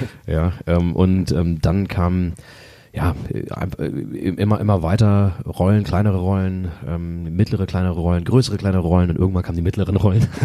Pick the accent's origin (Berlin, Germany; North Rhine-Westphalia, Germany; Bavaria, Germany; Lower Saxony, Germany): Lower Saxony, Germany; Braunschweig; also born or lived in Los Angeles; ich bin hier geboren vor, ähm, vor 36 Jahren und ähm, erste paar Jahre habe ich in Querum äh, gelebt, äh, dann aber relativ früh, glaube ich, da war ich äh, fünf oder sechs, äh, da sind wir nach Volkmarode gezogen